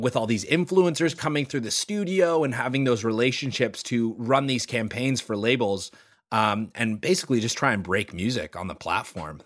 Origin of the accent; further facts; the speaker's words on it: Toronto, Ontario, Canada; growing up in Toronto